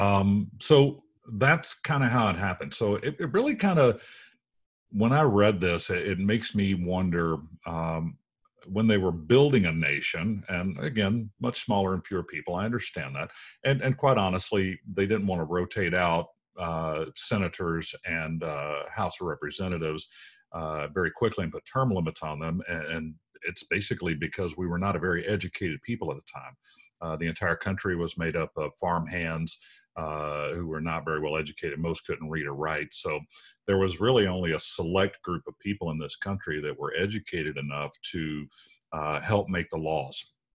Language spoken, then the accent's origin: English; United States; we as normal American citizens